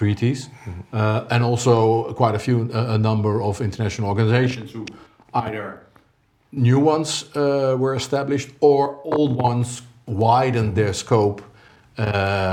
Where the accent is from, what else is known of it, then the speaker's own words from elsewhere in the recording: Netherlands; I'm Dutch or from Dutch experience